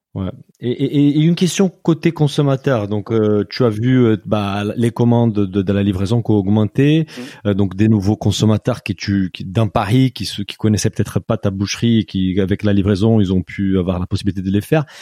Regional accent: Brazil; French is a second language; moved away; je viens du Brésil

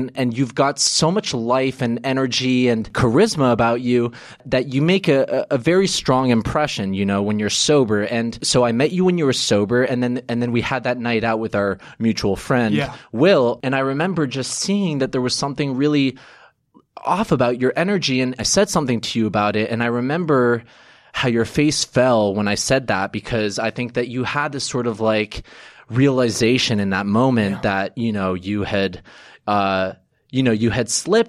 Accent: New York City, New York, United States; born there; I was born in New York, but neither of my parents are American.

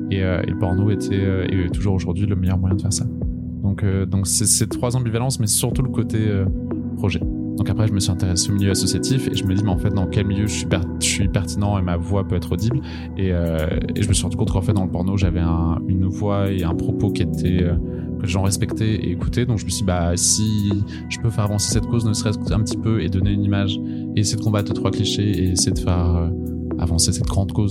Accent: Brest, Brittany, France; moved away as an adult; now in Paris, France; j'ai 27 ans, je viens de Bretagne, de Brest, mais je suis à Paris depuis maintenant 6 ans.

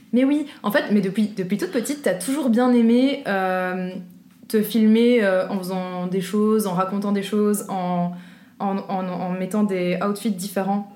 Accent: Brussels, Brussels-Capital Region, Belgium; Je viens de Bruxelles.

